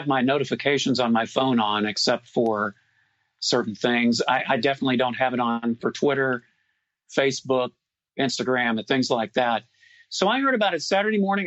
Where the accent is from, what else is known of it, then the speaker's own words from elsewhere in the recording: Houston, Texas, United States; now in Austin, United States; I was born in Houston. I was raised there